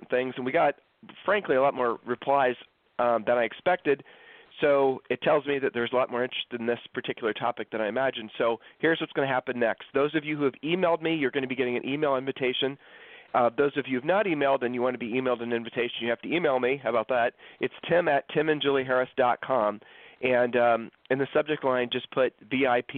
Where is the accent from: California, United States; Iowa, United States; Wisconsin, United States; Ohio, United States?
Ohio, United States; Columbus; now in Texas, United States; We grew up in Columbus, Ohio